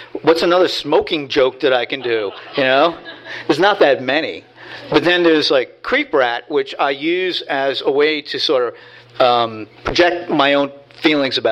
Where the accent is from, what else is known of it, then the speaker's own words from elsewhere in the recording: Hoboken, New Jersey, United States; I grew up in Hoboken and in Jersey City